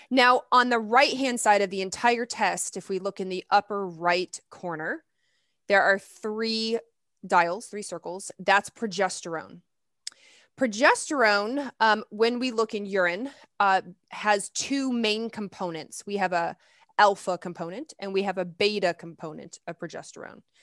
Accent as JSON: {"language": "English", "town": "Lexington", "region": "Kentucky", "country": "United States", "tie": "born or raised there", "said": "I grew up in the South. I grew up in Lexington, Kentucky"}